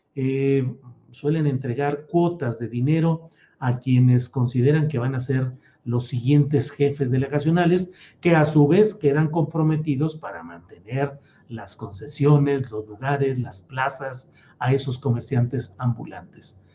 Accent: San Luis Potosí, Mexico; also born or lived in Torreón, Coahuila / Mexico City; now in Zapopan, Mexico; soy de Torreón, Coahuila, crecí en San Luis Potosí

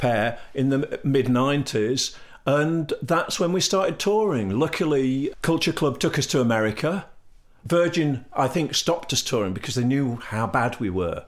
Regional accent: Leicester, East Midlands, United Kingdom; now in Sheffield, United Kingdom; I'm a Midlander. I'm from Leicester.

